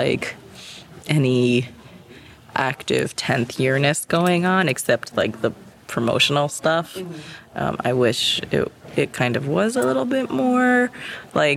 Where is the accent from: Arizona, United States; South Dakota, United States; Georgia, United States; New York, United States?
New York, United States; I'm from New York